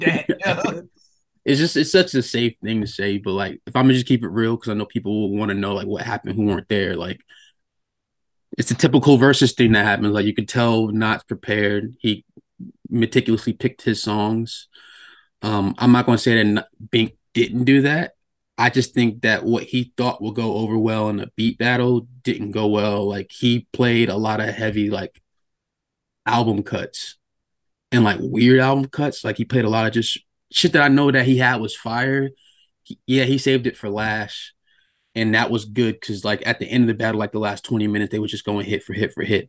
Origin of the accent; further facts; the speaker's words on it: Norfolk, Virginia, United States; moved away; I'm from Norfolk